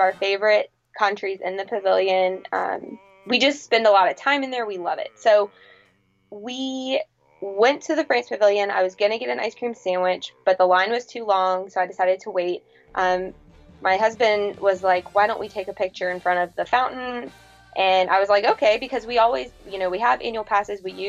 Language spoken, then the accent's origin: English; Tallahassee, Florida, United States; I grew up here in Tallahassee